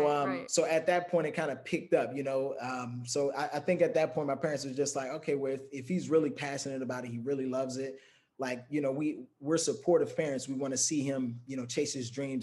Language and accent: English; Prince George's County, Maryland, United States; moved away as an adult; also born or lived in Washington, D.C.; now in California, United States; I'm originally from Maryland, not Baltimore, Maryland. Prince George's County